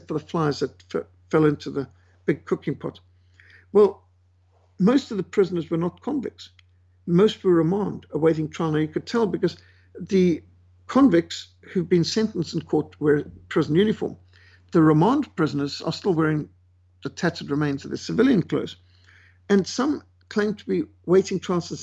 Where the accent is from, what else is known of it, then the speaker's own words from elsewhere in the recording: Zimbabwe; also born or lived in South Africa; I'm South African born and raised in Rhodesia